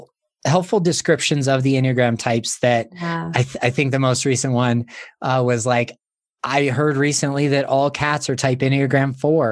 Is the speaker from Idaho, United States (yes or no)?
no; Montana, United States; I was born in Montana, living in Montana.